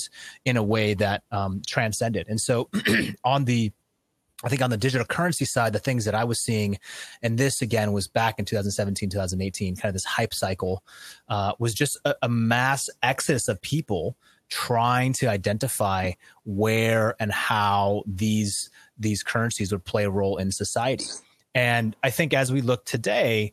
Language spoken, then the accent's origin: English; United States; I, as an American